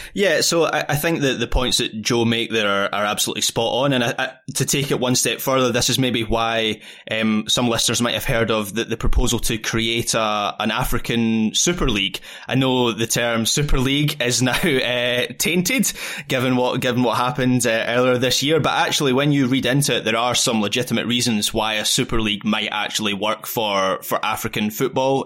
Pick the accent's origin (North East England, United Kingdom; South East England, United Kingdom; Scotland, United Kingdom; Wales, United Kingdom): Scotland, United Kingdom; As a, as a Scottish football fan